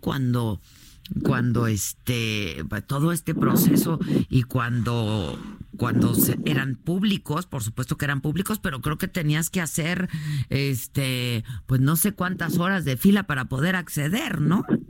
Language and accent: Spanish; Mexico; como lectores y como mexicanos